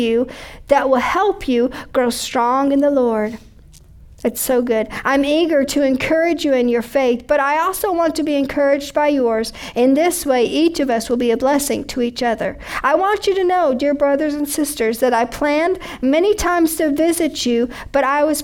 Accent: United States; I'm an American

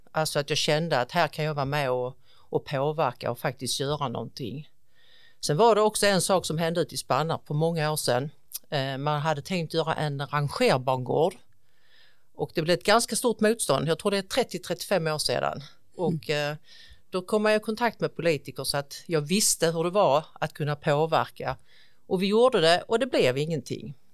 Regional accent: Ausås, Skåne, Sweden; jag är faktiskt född och uppvuxen här i kommunen i en liten, liten by som heter Ausås

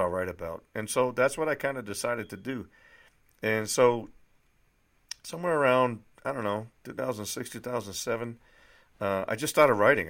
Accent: Litchfield, New Hampshire, United States; moved away; also born or lived in Nashua, New Hampshire; I was born in Nashua, New Hampshire, the youngest of three children. I grew up in one of those sleepy little bedroom, bedroom towns that you always hear about. It was called Litchfield, New Hampshire

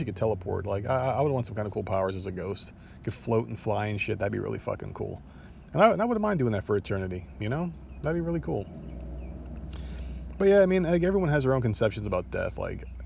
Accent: New Jersey, United States; born and raised in New Jersey

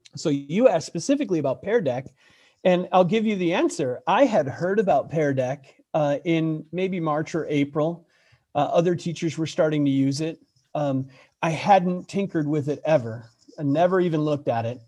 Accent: Buffalo, New York, United States; moved away; I grew up in Buffalo, New York

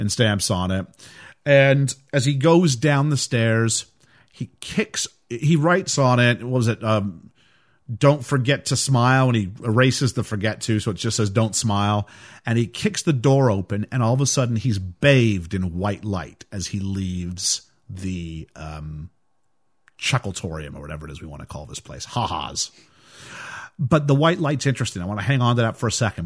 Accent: Canada; also born or lived in United States

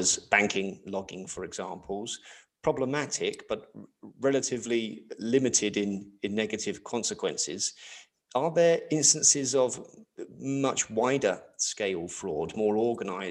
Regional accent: England, United Kingdom; now in Netherlands; I live in the Netherlands, but I'm originally from England

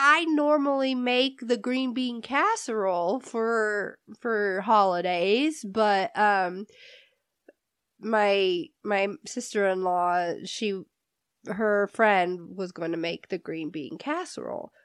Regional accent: Indiana, United States; moved away as an adult; also born or lived in California; now in New Mexico, United States; I was born in California. I grew up in Indiana, and now I'm living in New Mexico

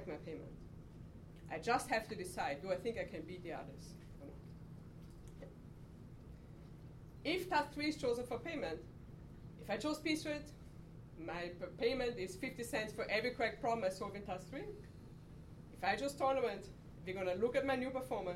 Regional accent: Austria; moved away; I'm from Austria. We do a lot of downhill skiing

